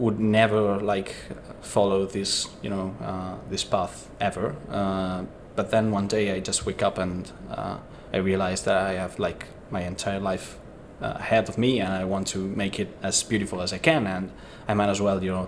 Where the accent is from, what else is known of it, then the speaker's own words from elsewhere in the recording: Italy; moved away; I'm from Italy, and my background is very different from the artistic, kind of setting